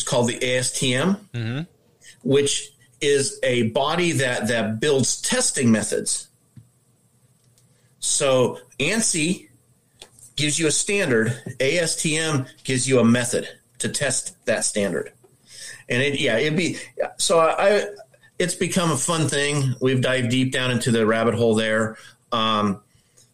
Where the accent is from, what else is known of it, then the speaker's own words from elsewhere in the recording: Omaha, Nebraska, United States; I'm from Omaha, Nebraska. I'm a tile setter